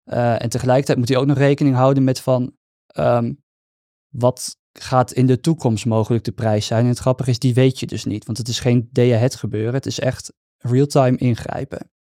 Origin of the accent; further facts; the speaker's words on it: Netherlands; Ik ben toch gewoon een Nederlander, hè?